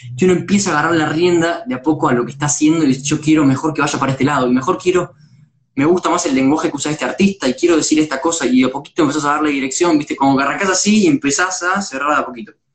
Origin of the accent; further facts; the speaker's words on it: Pilar, Buenos Aires Province, Argentina; Yo soy de, Pilar, pero cuando suelo laburar es en, en Capital, o sea, en el centro